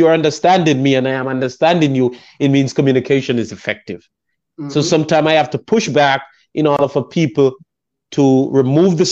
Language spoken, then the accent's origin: English; Jamaica; first language English; moved away as an adult; now in United States; I'm from Jamaica. I learned the Queen's English, which is England.